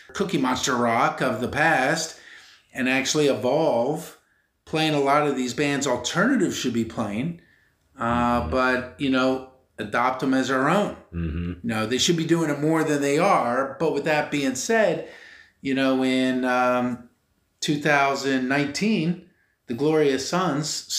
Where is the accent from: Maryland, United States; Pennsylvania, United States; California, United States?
Pennsylvania, United States; Philadelphia; I'm born and raised in Philly.